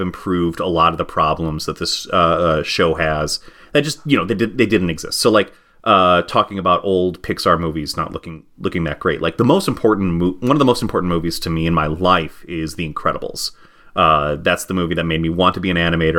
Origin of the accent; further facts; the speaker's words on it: United States; as an American